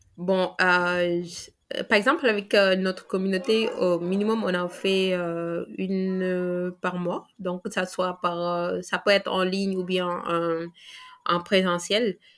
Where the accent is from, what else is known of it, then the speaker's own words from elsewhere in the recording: Mbour, Thiès, Senegal; j'ai grandi à Hambourg et on a le deuxième port, le deuxième plus grand port du Sénégal